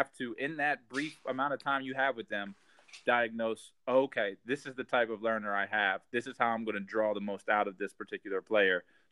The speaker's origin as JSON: {"language": "English", "region": "Central Pennsylvania", "country": "United States", "tie": "born or raised there", "also_born_or_lived": "Harrisburg, Pennsylvania", "lives_now": "Philadelphia, United States", "said": "I grew up in Central Pennsylvania"}